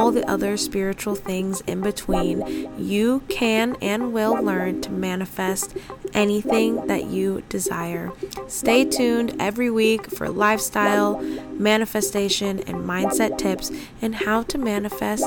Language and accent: English; San Diego, California, United States; moved away as an adult; also born or lived in upstate New York / Spain; I was born and raised in San Diego